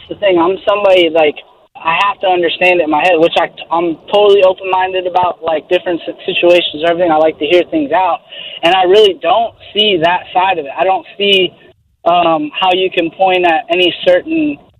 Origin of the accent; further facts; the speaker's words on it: Tampa, Florida, United States; Tampa, Florida area.